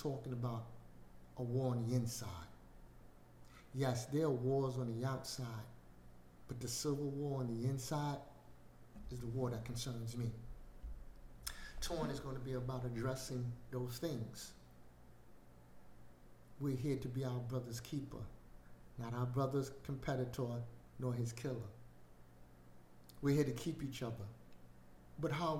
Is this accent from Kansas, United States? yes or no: no; New York City, New York, United States; I grew up in Brooklyn